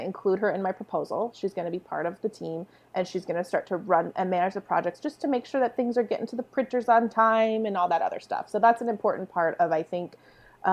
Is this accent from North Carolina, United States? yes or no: no; San Diego, California, United States; I grew up in a military town. I'm from San Diego, California